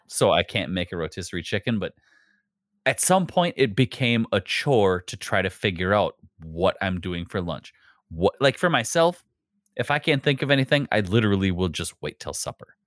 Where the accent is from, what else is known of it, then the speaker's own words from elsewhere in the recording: Wisconsin, United States; I'm from the Midwest